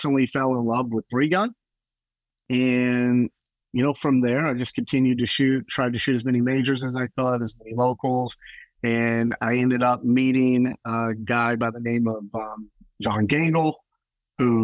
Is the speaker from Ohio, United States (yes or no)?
no; Texas, United States; I grew up in Texas.